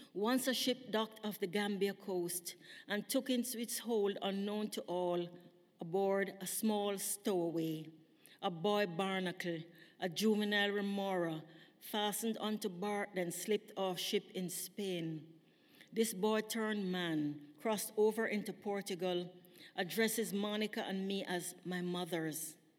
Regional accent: Jamaica; moved away as an adult; now in British Columbia, Canada; when I was growing up in Jamaica, we never had sophisticated um, security systems

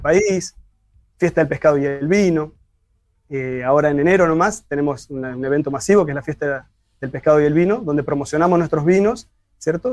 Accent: Gualeguaychú, Entre Ríos, Argentina; esa pasión que tenemos los gualeguaychenses por nuestro espacio

